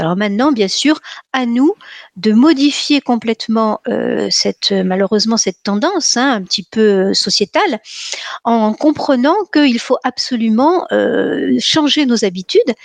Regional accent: Nice, Provence-Alpes-Côte d'Azur, France; je suis niçoise

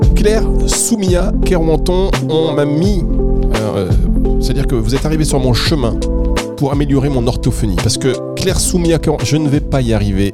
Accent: Dunkirk, Hauts-de-France, France; je viens du nord. Je suis né à Dunkerque

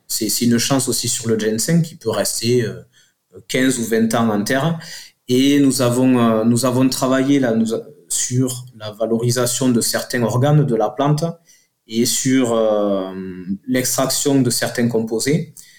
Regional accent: south of Toulouse, Occitania, France; accent: southern; on est au sud de Toulouse, ça s'entend avec mon accent

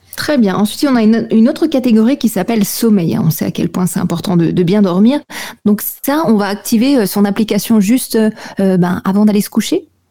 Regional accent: Alsace, Grand Est, France; je suis alsacienne

